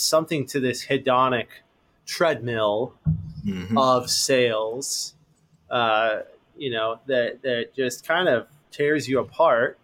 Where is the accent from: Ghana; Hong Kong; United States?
United States; Los Angeles, California; i grew up in los angeles born and raised